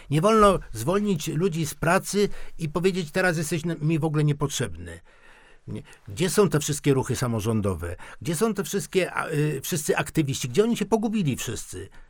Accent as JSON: {"language": "Polish", "region": "Silesian Voivodeship", "country": "Poland", "said": "A u nas na Śląsku"}